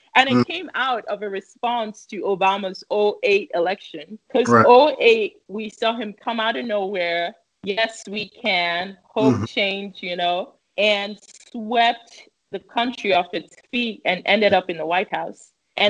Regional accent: Minnesota, United States; born there; move to the United States, where my mom already had family here in the state of Minnesota. And then I was born in December 1989.

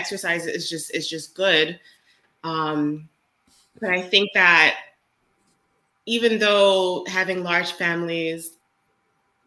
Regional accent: United States; being an American

